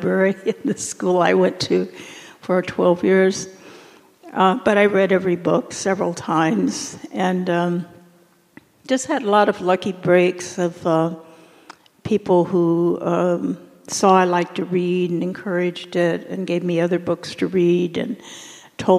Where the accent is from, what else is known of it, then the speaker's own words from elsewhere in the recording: Canadian County, Oklahoma, United States; I grew up in rural Oklahoma, Canadian County.